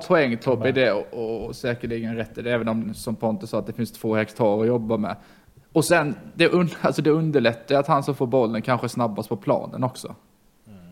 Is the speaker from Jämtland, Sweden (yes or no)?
no; Karlshamn, Blekinge, Sweden; moved away; från Karlshamn.